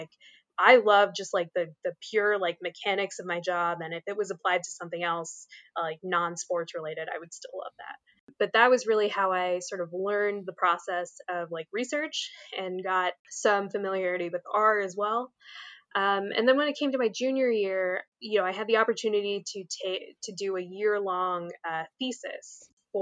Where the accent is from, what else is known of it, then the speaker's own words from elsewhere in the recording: Philadelphia, Pennsylvania, United States; now in South Jersey, United States; I grew up in the Philly area, where that is like thrust upon you to care about all those teams a lot